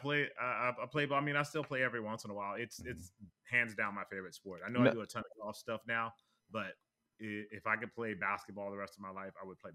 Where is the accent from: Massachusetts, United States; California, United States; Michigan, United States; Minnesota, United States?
California, United States; Los Angeles; grew up in LA, for those that don't know about mm-hmm. California, but the Valley for those that know about LA.